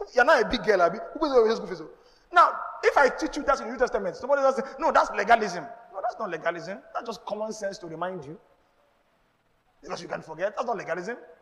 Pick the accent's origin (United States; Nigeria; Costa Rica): Nigeria; I'm Nigerian, I'm not Jewish